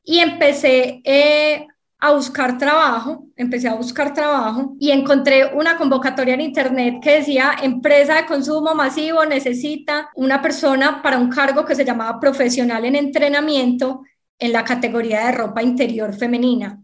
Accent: Medellín, Antioquia, Colombia; accent: paisa; also born or lived in Sahagún, Córdoba; crecí y estudié en Medellín, tanto el colegio como la universidad

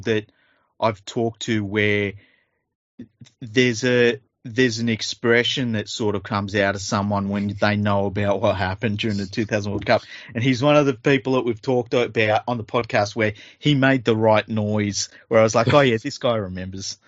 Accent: Australia; I'm Australian

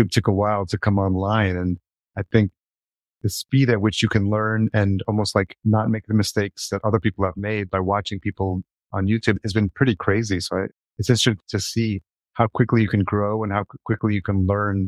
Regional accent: New York, United States; I grew up in New York and I lived in New York City.

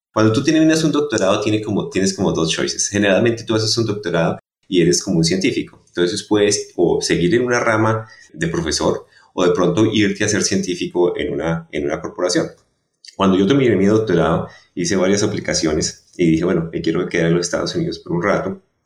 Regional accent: Bogotá, Colombia; moved away; yo soy colombiano. Eh, nací en Bogotá

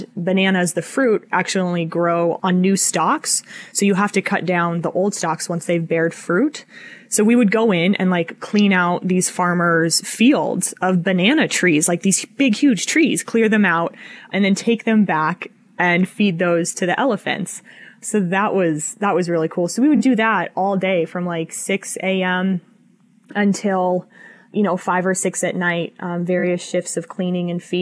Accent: Colorado, United States; moved away; also born or lived in Montana / Wyoming; I'm from Colorado originally. I lived in Montana, lived in Wyoming

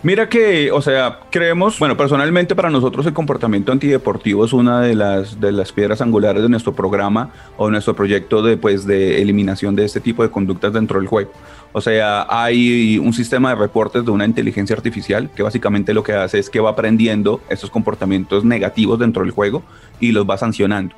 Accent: Ibagué, Tolima, Colombia; yo soy de Ibagué

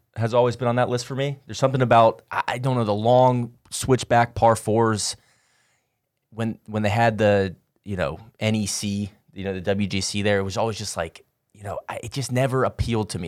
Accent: Atlanta, Georgia, United States; I'm from Atlanta.

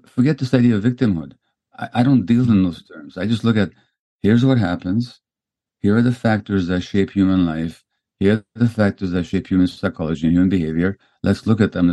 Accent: Hungary; No, we're Hungarians. I was born in Hungary

